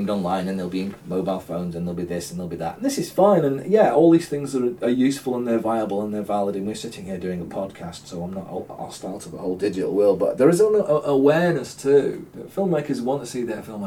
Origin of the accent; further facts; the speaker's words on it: Salford, North West England, United Kingdom; I'm from Salford myself, and I have a certain amount of local patriotism on that level.